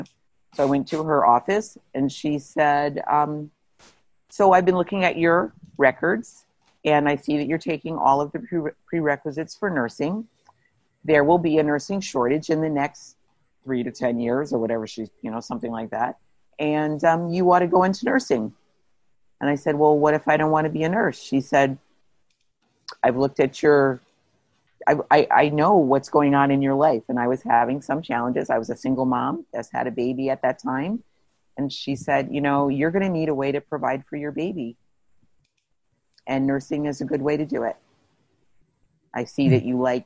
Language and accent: English; Plainfield, New Jersey, United States; I grew up in New Jersey